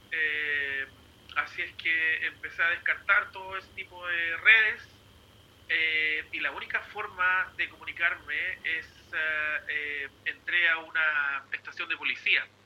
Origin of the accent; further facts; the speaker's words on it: Chile; now in New Zealand; Nueva Zelanda no encontré a nadie transmitiendo y de ahí obviamente yo soy de Chile al igual que Gustavo y Carlito